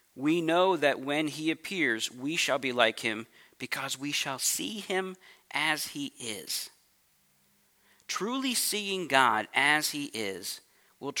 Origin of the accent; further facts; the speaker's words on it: St. Louis, Missouri, United States; moved away as an adult; also born or lived in California; now in St. Louis, United States; I grew up in St. Louis, Missouri, and I moved out to California when I was 23